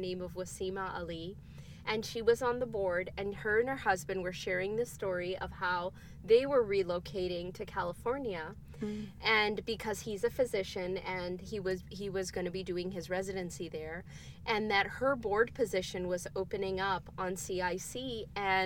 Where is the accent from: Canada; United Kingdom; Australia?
Canada; I was born and raised in Canada